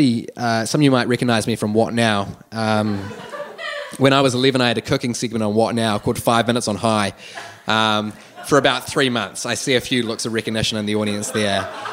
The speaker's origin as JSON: {"language": "English", "region": "Wellington", "country": "New Zealand", "tie": "born or raised there", "said": "So I grew up here in Wellington my entire life, and so I made it my absolute goal that in my first year of university I'd move out of home."}